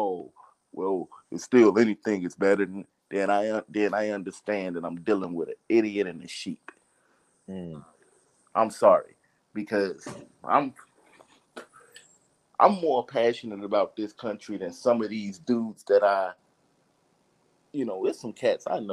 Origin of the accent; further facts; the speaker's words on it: Chicago, Illinois, United States; moved away as an adult; now in Houston, United States; I'm originally from Chicago